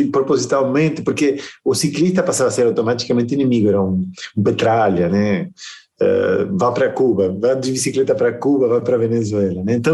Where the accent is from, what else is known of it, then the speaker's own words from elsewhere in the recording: Argentina; born there; Portuguese is a second language; apesar de que meu sotaque não permite perceber, eu, eu nasci na Argentina, né?